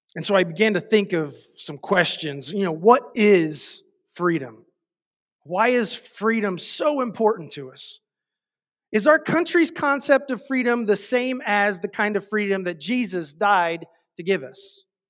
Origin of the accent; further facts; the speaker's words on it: United States; as an American